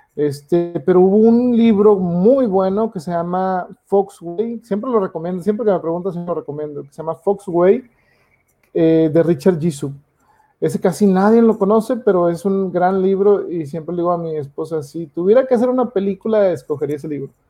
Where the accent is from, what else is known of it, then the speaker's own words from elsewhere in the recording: Mexico; yo siendo mexicano